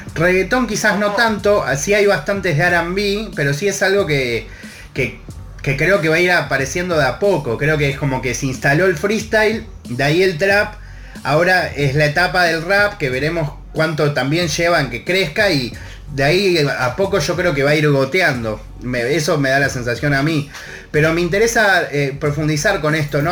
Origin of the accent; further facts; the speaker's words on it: Argentina; mi país.